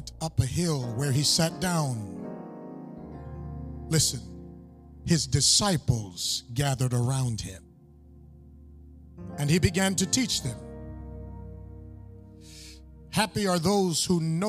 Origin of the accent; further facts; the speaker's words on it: Buffalo, New York, United States; my hometown of Buffalo, New York